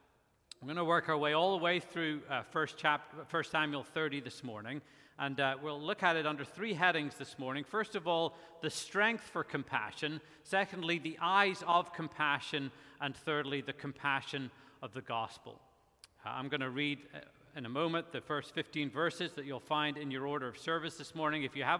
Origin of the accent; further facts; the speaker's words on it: Belfast, Northern Ireland, United Kingdom; As you may be able to tell, I'm not originally from here. I grew up in Belfast, Northern Ireland, pastored in Ireland for quite a while. To my chagrin, I've lost quite a bit of my accent